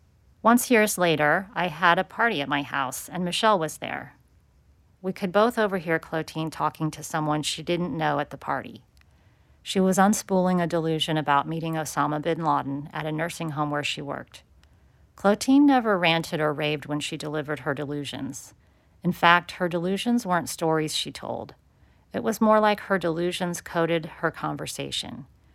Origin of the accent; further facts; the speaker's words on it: Phoenix, Arizona, United States; born there; 14 months before I was born in Phoenix.